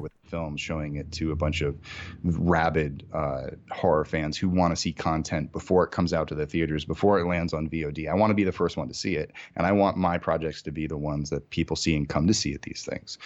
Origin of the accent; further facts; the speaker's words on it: Massachusetts, United States; moved away as an adult; now in Los Angeles, United States; I'm originally from Massachusetts, uh, in New England. So I grew up there my entire life